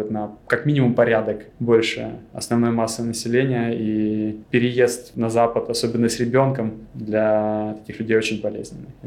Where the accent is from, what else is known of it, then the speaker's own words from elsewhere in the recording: Crimea, Ukraine; Я из Крыма, у меня многие друзья пошли в море, и для меня, в общем-то, это была вилка возможностей.